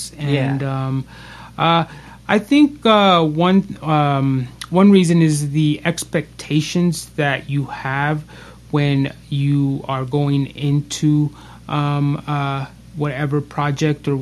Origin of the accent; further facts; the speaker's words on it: Las Vegas, Nevada, United States; we're actually from Las Vegas. This is where we're recording out